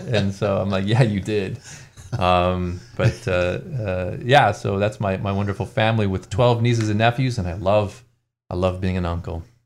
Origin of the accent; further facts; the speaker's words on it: Ann Arbor, Michigan, United States; I grew up in Ann Arbor, Michigan